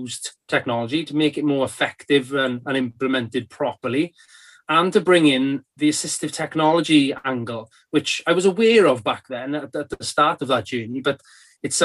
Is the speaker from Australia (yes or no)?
no; Carmarthen, Wales, United Kingdom; It was a residential SEBD school based in Carmarthen, in my hometown in Wales